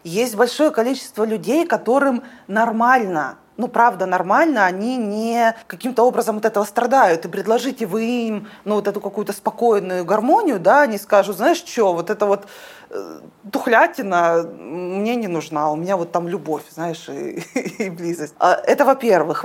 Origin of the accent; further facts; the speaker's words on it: Omsk, Omsk Oblast, Russia; Я из Омска